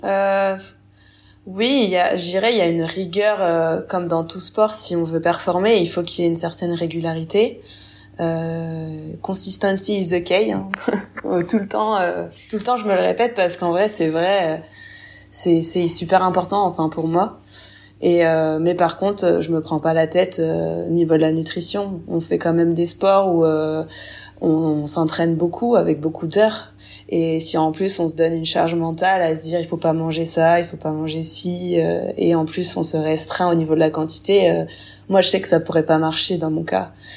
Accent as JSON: {"language": "French", "area": "Burgundy", "region": "Bourgogne-Franche-Comté", "country": "France", "tie": "born or raised there", "said": "j'ai 27 ans, je suis originaire de Bourgogne."}